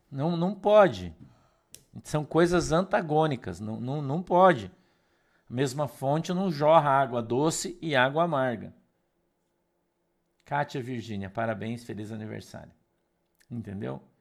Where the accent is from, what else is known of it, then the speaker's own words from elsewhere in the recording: Curitiba, Paraná, Brazil; Não, Glazer, a gente é de Curitiba.